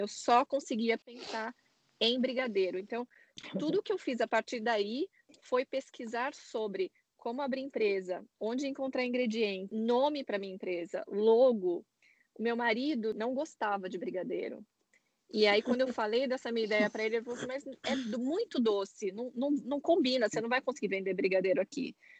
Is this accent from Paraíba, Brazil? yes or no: no; São Paulo, Brazil; moved away as an adult; now in San Francisco, United States; eu sou de São Paulo